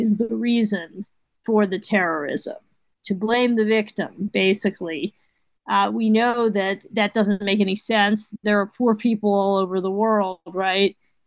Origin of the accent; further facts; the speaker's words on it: United States; I'm Jewish, and I am an American first